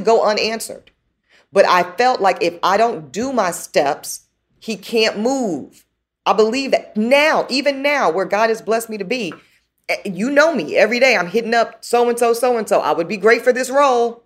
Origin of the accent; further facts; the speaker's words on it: the South, United States; I'm a daughter from the South